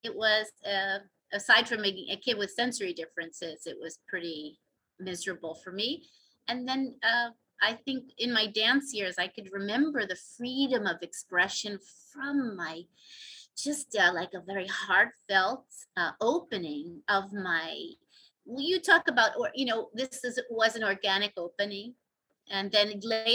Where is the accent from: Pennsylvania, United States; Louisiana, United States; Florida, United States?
Pennsylvania, United States; Philadelphia; I grew up in South Philadelphia